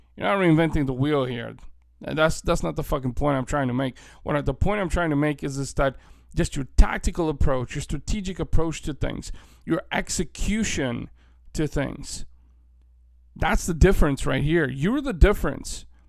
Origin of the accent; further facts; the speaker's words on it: Bulgaria; now in United States; I'm an Eastern European. I was born in Bulgaria. My family immigrated to the United States almost thirty years ago now.